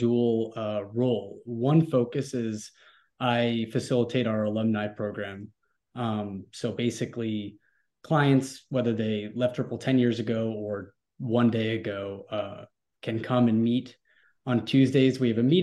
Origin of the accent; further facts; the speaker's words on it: New York, United States; moved away as an adult; now in Texas, United States; I grew up in New York, but on a boardwalk